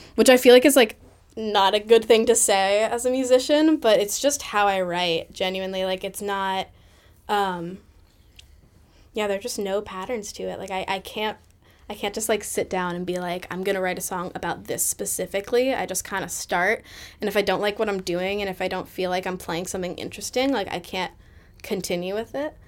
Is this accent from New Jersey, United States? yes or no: no; Boston, Massachusetts, United States; the one in my hometown